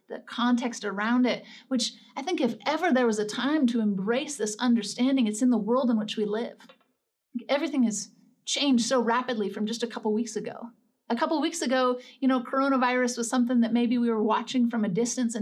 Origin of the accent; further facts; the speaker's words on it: Northern California, United States; I grew up in Northern California, right on the border of Oregon